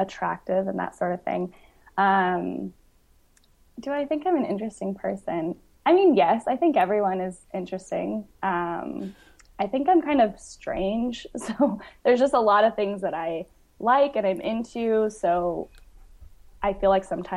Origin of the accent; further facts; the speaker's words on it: Grandview, Washington, United States; moved away; I grew up in a really, really small podunk town in Washington. It's about like 3 hours east of Seattle